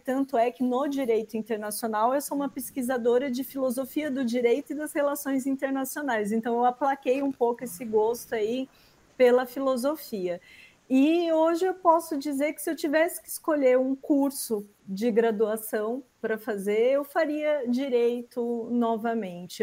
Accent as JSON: {"language": "Portuguese", "town": "Osasco", "region": "São Paulo", "country": "Brazil", "said": "sou oriunda também aqui da Grande São Paulo, de Osasco"}